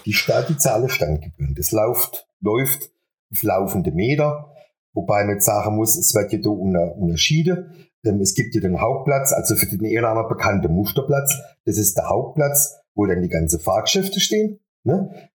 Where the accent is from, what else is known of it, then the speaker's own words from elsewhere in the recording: Buchen, Baden-Württemberg, Germany; moved away as an adult; now in Adelsheim, Germany; Bin ursprünglich aus Buchen